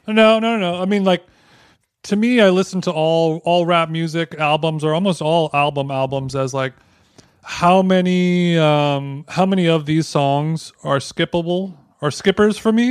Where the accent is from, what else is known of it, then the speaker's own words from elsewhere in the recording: Huntington Beach, California, United States; my hometown of Huntington Beach, California.